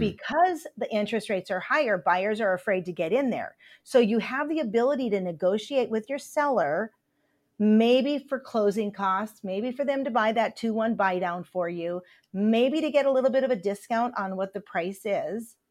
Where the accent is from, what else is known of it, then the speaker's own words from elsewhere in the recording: Upper Michigan, United States; I grew up in Upper Michigan